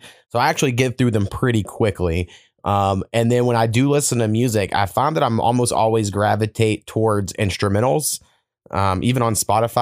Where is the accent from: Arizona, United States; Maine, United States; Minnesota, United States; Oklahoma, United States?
Oklahoma, United States; I have this memory at 4 years old because I grew up in Oklahoma, so everyone loves fucking country music